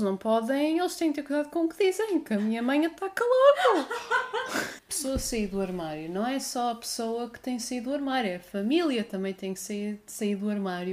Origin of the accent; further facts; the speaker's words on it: Guimarães, Norte, Portugal; also born or lived in Porto; now in Algarve, Portugal; eu sou originalmente da cidade de Berço, Guimarães